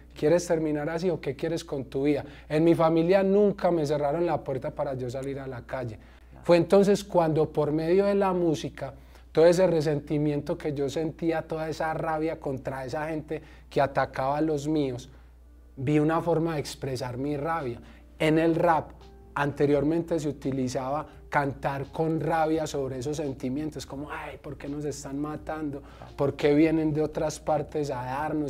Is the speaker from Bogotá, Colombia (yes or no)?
no; Medellín, Antioquia, Colombia; yo soy de Medellín, Colombia